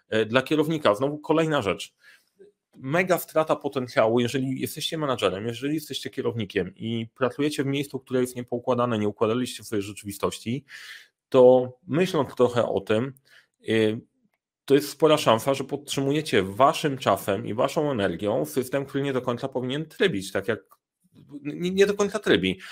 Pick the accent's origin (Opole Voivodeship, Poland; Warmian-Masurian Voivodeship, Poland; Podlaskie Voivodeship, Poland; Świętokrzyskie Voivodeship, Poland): Świętokrzyskie Voivodeship, Poland; Sandomierz; moved away; jestem w Sandomierza